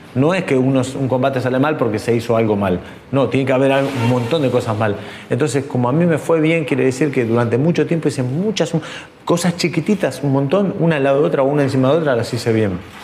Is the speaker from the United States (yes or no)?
no; Quilmes, Buenos Aires Province, Argentina; moved away as an adult; now in Madrid, Spain; Soy de Quilmes, pero vivo en Madrid desde hace 17 años